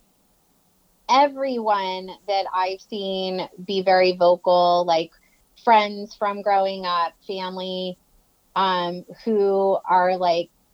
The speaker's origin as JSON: {"language": "English", "region": "Florida", "country": "United States", "moved": "yes", "said": "I'm from Florida"}